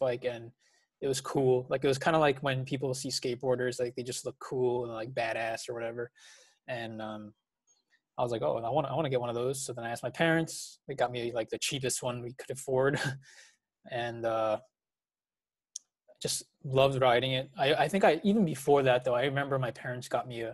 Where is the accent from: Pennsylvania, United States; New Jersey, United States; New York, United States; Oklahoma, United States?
New Jersey, United States; I was born and raised in New Jersey